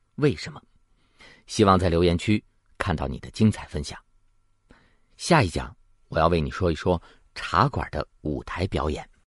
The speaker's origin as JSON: {"language": "Chinese", "country": "China", "said": "我们中国人感觉不到"}